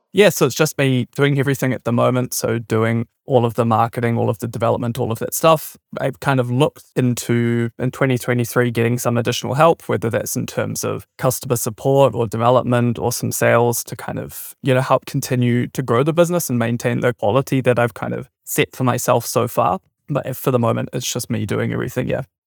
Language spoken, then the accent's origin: English; New Zealand; moved away as an adult; also born or lived in Germany; I'm originally from New Zealand and have just recently moved back here from Germany.